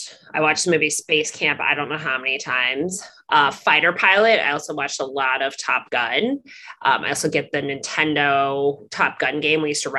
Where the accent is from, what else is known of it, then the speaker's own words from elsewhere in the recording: Midwest, United States; I grew up in the Midwest. Mm-hmm. I'm the first person in my family to go to college.